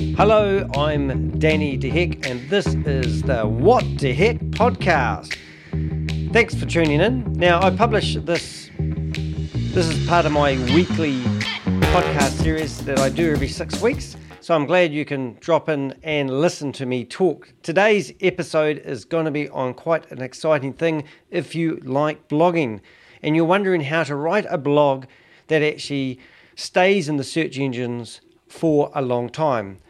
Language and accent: English; New Zealand; as a Kiwi